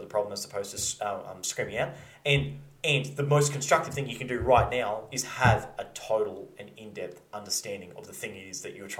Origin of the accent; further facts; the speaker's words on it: Australia; he goes, where are you from? I said, Australia.